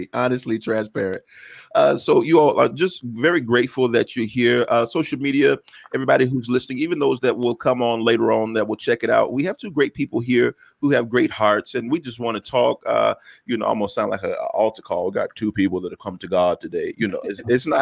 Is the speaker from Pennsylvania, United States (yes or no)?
no; Texas, United States; I'm from Texas